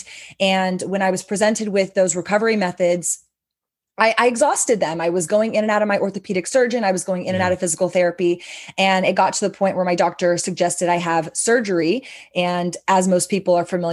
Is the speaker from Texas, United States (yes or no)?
yes; Austin, Texas, United States; sister-owned, family-owned, born and raised in Austin